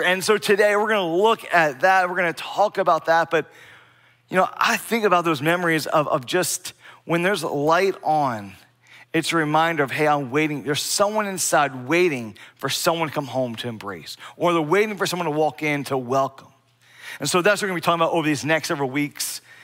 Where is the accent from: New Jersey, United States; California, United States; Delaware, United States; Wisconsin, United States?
Delaware, United States; Bear; Growing up in Delaware, I, I grew up in a very small town, Bear, Delaware, B E A R, Bear.